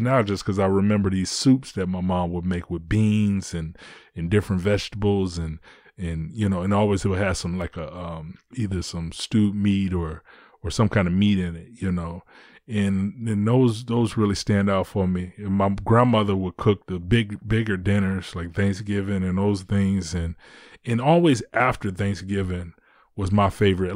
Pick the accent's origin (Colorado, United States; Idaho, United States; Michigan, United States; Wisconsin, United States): Michigan, United States; Detroit; I live in Detroit. I'm from Detroit